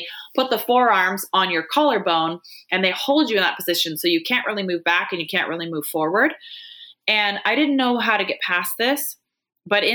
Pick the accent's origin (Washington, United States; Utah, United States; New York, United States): Washington, United States; I'm from Washington State